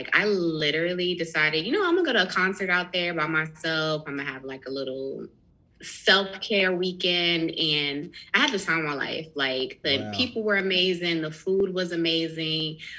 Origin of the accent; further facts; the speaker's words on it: San Diego, California, United States; moved away; also born or lived in North Carolina; even though I'm from North Carolina, I actually grew up in San Diego part of my life, like most of my preteen years.